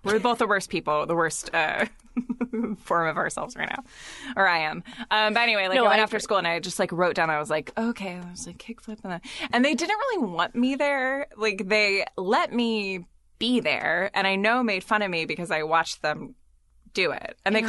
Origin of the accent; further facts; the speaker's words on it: San Diego, California, United States; Because I grew up in Southern California, mostly in middle school and high school